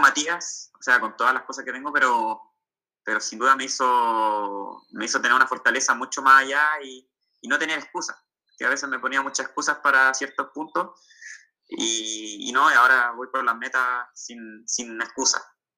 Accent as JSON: {"language": "Spanish", "town": "Santiago", "region": "Santiago Metropolitan Region", "country": "Chile", "moved": "yes", "lives_now": "southern Chile, Chile", "said": "actualmente yo estoy viviendo en el sur de Chile, yo soy de Santiago, del centro"}